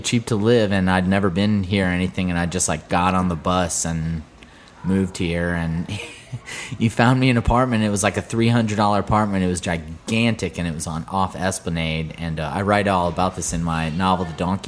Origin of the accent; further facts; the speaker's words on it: Florida, United States; moved away as an adult; now in New Orleans, United States; I'm originally from Florida